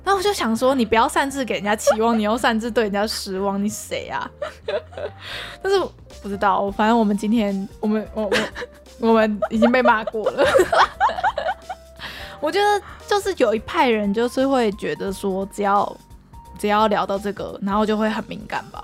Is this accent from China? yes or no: no; Taiwan; 我们台湾人